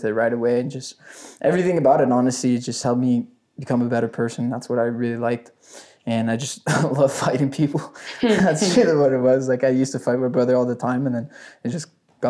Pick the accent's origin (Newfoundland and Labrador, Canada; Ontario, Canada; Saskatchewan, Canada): Ontario, Canada; Ottawa; also born or lived in Gatineau, Quebec; I'm from Ottawa, Canada. I started off basically, I lived in Gatineau, and we moved to Ottawa